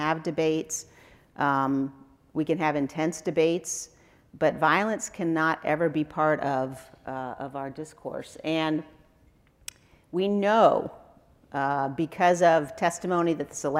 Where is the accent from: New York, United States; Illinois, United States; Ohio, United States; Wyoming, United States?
Wyoming, United States; I'm a conservative from Wyoming